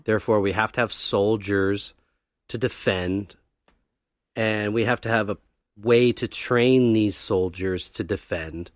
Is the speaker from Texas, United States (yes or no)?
no; Los Angeles, California, United States; also born or lived in Thousand Oaks, California; born and raised in Venice